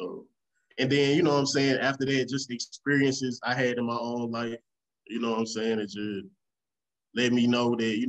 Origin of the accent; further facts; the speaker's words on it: Raleigh, North Carolina, United States; also born or lived in Memphis; Like, I'm from Raleigh and Memphis. So it's just the same stuff.